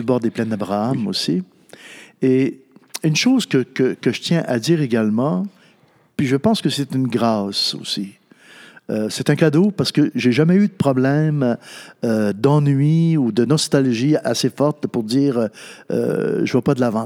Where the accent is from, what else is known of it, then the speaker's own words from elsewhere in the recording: Natashquan, Quebec, Canada; moved away; also born or lived in Ottawa; je venais de Natashquan